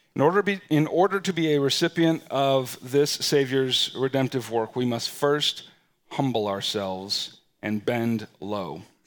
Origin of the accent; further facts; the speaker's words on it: United States; we're American citizens, and we live in what is perhaps one of, if not the most powerful nations in the world